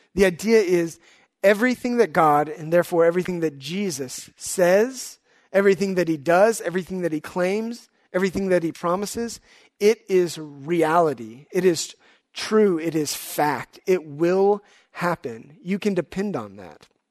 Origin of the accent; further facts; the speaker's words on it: Houston, Texas, United States; also born or lived in Dallas; I grew up in Houston